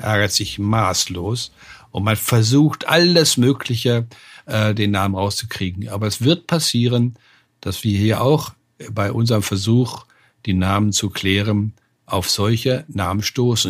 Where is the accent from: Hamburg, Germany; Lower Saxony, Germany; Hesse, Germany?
Lower Saxony, Germany; Hildesheim; Ich bin aufgewachsen in Hildesheim, das ist 30 Kilometer südlich von Hannover